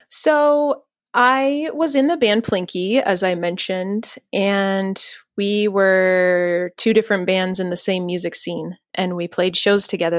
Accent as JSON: {"language": "English", "town": "Los Banos", "region": "California", "country": "United States", "tie": "born or raised there", "said": "I grew up in Central California in a town called Los Banos, which is really right in the middle of nowhere."}